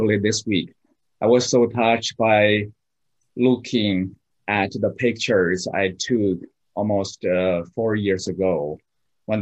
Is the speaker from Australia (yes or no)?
no; southeast China, China; English is a second language; moved away as an adult; now in Boston, United States; I'm from China, south part of China, southeast part of China